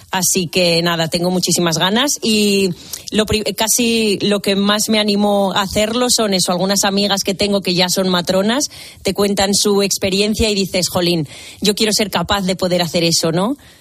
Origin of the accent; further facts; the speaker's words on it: Zamora, Castile and León, Spain; moved away as an adult; also born or lived in Malta / Tenerife; now in Valencia, Spain; yo soy de Zamora, estudié en Zamora en la Escuela de Enfermería de allí